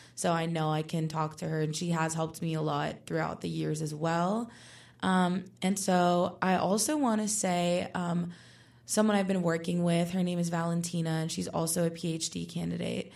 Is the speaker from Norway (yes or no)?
no; Puerto Rico; moved away as an adult; now in Pittsburgh, United States; I was born and raised in Puerto Rico, but now I'm here in Pittsburgh pursuing my undergraduate degree at Pitt